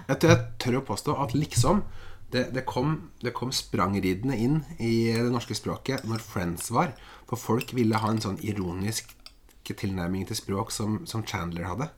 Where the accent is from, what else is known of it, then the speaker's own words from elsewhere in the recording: Eastern Norway, Norway; now in Bodø, Norway; du kommer som Som søring, ja. østlending, til Nord-Norge